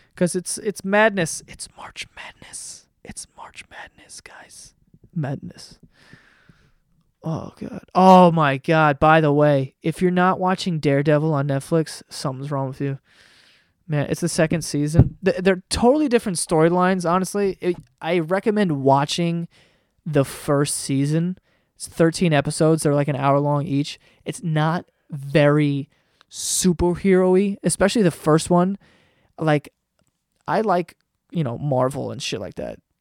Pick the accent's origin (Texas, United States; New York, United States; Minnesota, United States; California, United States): New York, United States; I'm from New York